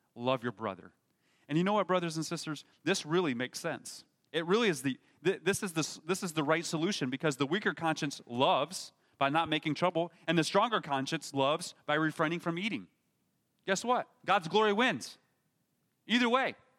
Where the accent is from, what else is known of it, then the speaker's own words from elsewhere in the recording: United States; we as Americans